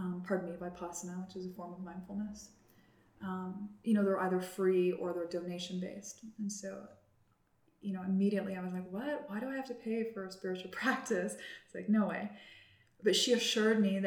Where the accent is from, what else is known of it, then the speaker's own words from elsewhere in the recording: Cranbrook, British Columbia, Canada; I grew up in Cranbrook, BC